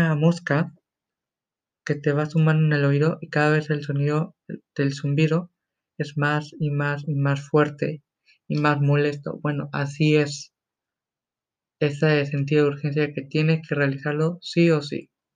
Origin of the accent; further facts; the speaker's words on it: Mexico; soy mexicano yo